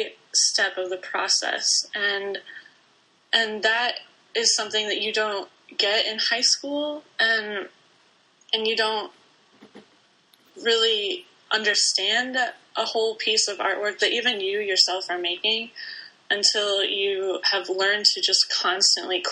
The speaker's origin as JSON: {"language": "English", "town": "Bloomington", "region": "Indiana", "country": "United States", "tie": "born or raised there", "said": "I grew up in Bloomington, Indiana"}